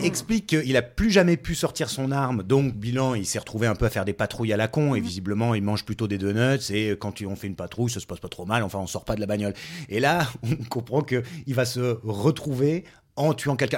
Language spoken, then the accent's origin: French; France; on est français aussi